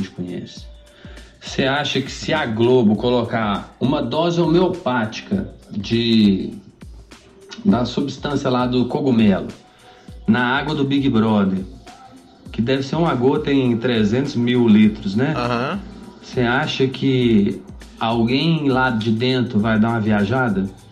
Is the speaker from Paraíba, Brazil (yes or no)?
no; Belo Horizonte, Minas Gerais, Brazil; sou de Belo Horizonte